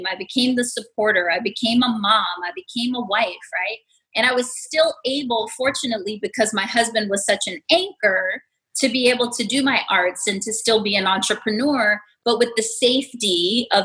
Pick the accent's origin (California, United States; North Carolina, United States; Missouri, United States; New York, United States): New York, United States; New York City; also born or lived in Las Vegas, Nevada; I was born in Las Vegas, raised in New York City.